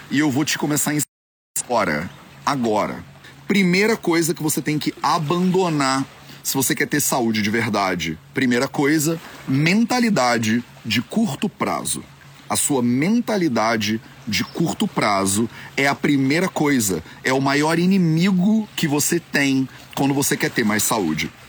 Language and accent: Portuguese; Brazil; eu sou brasileiro